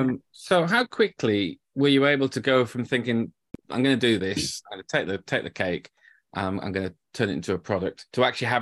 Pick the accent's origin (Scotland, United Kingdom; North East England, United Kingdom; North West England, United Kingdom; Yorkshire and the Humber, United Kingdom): Yorkshire and the Humber, United Kingdom; I'm from Yorkshire